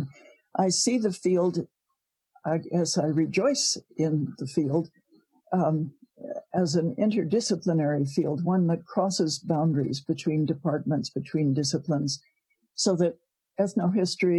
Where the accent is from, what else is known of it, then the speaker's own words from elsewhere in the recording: Providence, Rhode Island, United States; moved away as an adult; now in Canada; I was born in Providence, Rhode Island